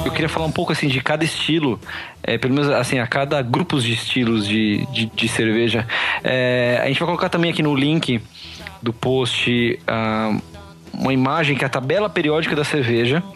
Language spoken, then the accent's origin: Portuguese; Salto, São Paulo, Brazil; Eu sou do interior também, eu sou de Salto